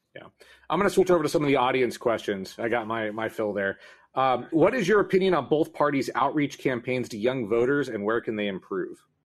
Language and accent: English; Southern California, United States; moved away as an adult; now in San Francisco Bay Area, United States; I'm not originally from the Bay Area. I'm from Southern California, but my first job when I moved here